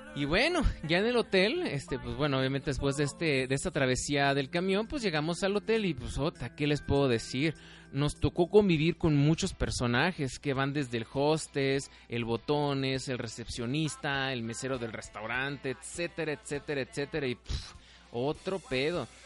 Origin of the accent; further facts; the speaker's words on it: Mexico; de los mexicanos, o sea, de cómo somos los mexicanos, de nuestra forma de ser